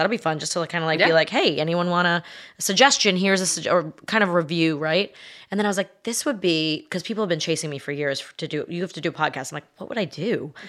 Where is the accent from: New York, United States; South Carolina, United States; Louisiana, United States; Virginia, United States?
New York, United States; accent: New York; moved away as an adult; also born or lived in Los Angeles / Connecticut / Tahoe; now in Nashville, United States; I've lived all over the place. I grew up in New York, moved to LA, met my husband there, had two babies, moved to Connecticut for 10 years